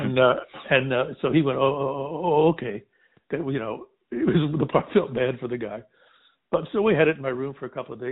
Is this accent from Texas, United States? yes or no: yes; Texas, United States; I also was born and raised in Texas